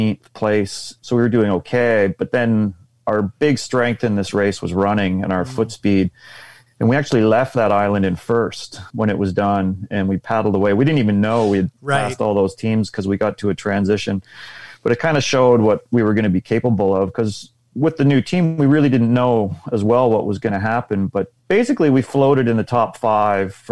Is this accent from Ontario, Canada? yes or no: yes; Unionville, Ontario, Canada; suburbia, Unionville. So just north of Toronto there